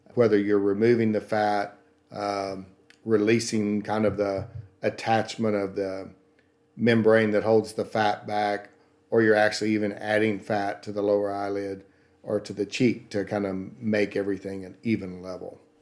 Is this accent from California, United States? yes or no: no; Paris, Texas, United States; accent: Southern; now in Kansas City, United States; I'm from, uh, Paris, Texas.